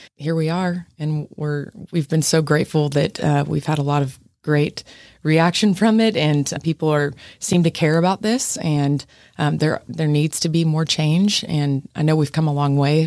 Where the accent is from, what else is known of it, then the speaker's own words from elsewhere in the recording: Midland, Texas, United States; moved away as an adult; also born or lived in Fort Worth, Texas; now in San Antonio, United States; I'm from Midland